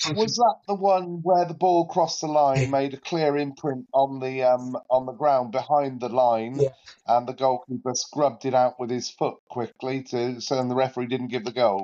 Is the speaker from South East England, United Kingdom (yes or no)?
yes; Oxford, South East England, United Kingdom; now in Luton, United Kingdom; my hometown club, Oxford United